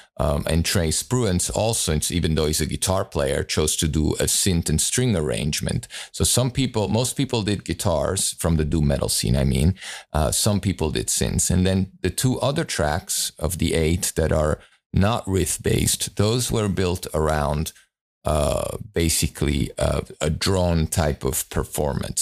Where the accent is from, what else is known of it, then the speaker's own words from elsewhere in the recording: Italy; moved away; I grew up in Italy